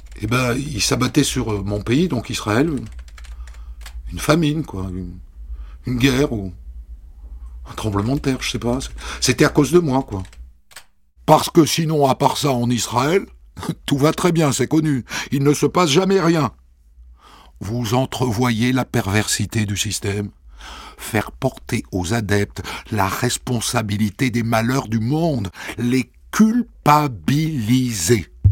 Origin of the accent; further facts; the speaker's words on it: Agen, Nouvelle-Aquitaine, France; moved away as an adult; also born or lived in Ariège; on est d'Agen